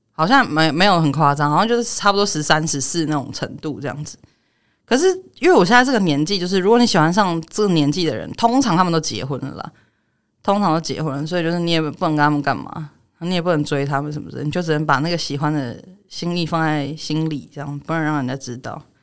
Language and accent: Chinese; Taiwan; 我从小到大，这我在台湾出生长大的，我国文课本是念康轩的